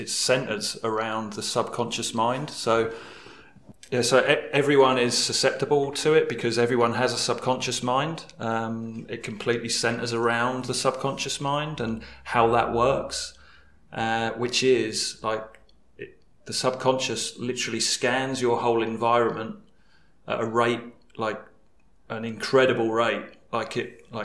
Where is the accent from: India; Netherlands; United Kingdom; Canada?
United Kingdom; England; now in Mexico; We are from England, as you might tell from my accent, and we are currently living in Mexico